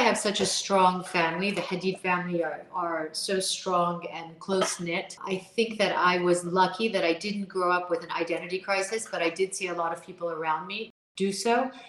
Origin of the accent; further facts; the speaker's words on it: Washington, District of Columbia, United States; when you come from the capital is a city, it's the smartest city in the United States in that it has the highest PhDs per person.